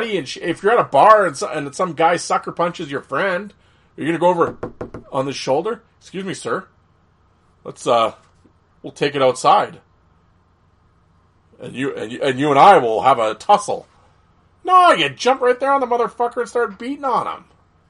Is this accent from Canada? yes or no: yes; Canada; as a fan of the page, as a Canadian, I have my own top 5 enforcers list.